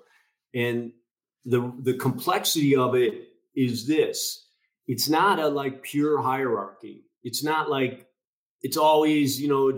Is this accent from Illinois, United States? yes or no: yes; a suburb outside Chicago, Illinois, United States; I grew up in the Midwest, in a suburb outside Chicago, middle child of 9 kids